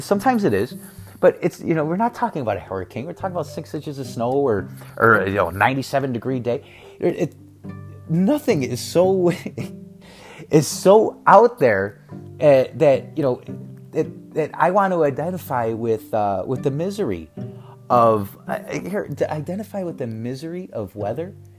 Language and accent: English; Chicago, Illinois, United States; moved away; also born or lived in Texas / Arizona; I'm from Chicago, I'm Chicago, Chicago, Chicago, Chicago.